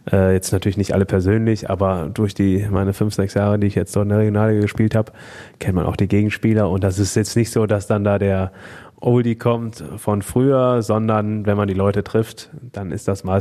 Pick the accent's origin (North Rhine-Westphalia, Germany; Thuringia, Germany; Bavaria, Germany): North Rhine-Westphalia, Germany; Moers; Dort sind wir in Hochstraß groß geworden mhm. oder eigentlich auf der Grenze zwischen Hochstraß und Meerbeck.